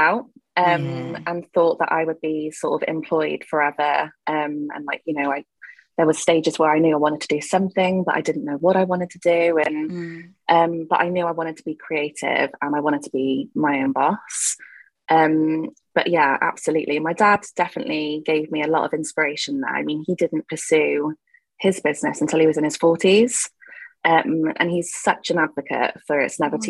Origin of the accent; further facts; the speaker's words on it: Gloucestershire, South West England, United Kingdom; I am from Gloucestershire.